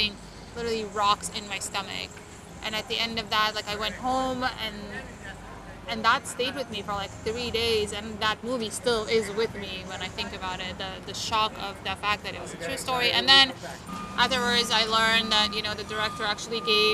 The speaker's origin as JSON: {"language": "English", "region": "Istanbul", "country": "Turkey", "tie": "born or raised there", "also_born_or_lived": "New Orleans / Los Angeles", "moved": "as an adult", "lives_now": "New York, United States", "said": "I grew up in Istanbul"}